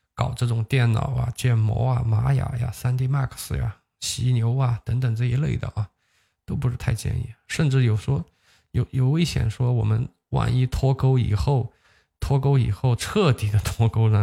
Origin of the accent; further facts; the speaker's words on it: Huzhou, Zhejiang, China; 它好像是一个注册在我老家的一个公司吧